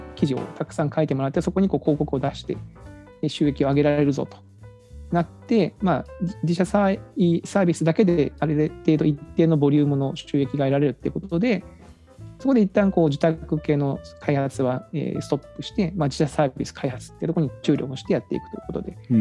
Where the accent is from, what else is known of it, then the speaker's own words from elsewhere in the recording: Kagoshima, Japan; moved away; 私は鹿児島の出身